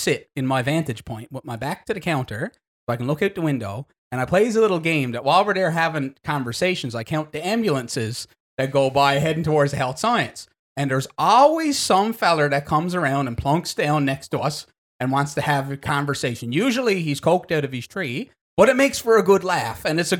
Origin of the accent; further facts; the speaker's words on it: Goose Bay, Newfoundland and Labrador, Canada; it's a miniaturized version of what we grew up with in Goose Bay.